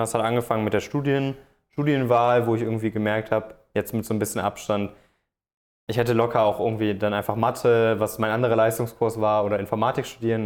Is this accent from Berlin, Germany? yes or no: no; Cologne area, North Rhine-Westphalia, Germany; moved away as an adult; also born or lived in Frankfurt am Main; Ich, ich komme aus dem Kölner Raum, wollte da so ein bisschen, bisschen weg